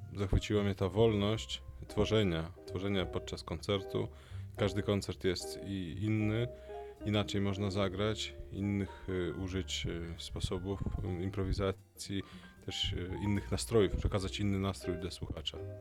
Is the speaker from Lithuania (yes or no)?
yes; Lithuania; moved away as an adult; also born or lived in Vilnius, Lithuania; now in Poland; urodziłem się na Litwie polskiej rodzinie w języku polskim, mm, później liceum muzyczne w języku litewskim i studia w Polsce.